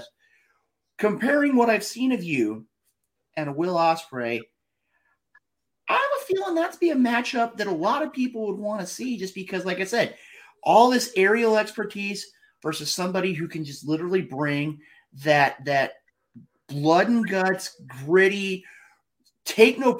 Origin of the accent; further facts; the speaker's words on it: Midwest, United States; I'm coming from the Midwest